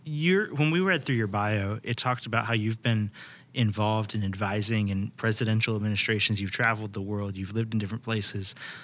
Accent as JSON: {"language": "English", "town": "Virginia Beach", "region": "Virginia", "country": "United States", "tie": "born or raised there", "said": "So I grew up in Virginia Beach."}